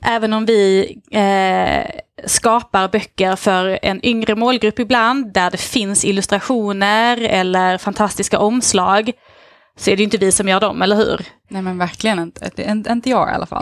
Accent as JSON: {"language": "Swedish", "town": "Lund", "region": "Skåne", "country": "Sweden", "said": "Jag kommer från Lund, eller bor egentligen strax utanför på landet"}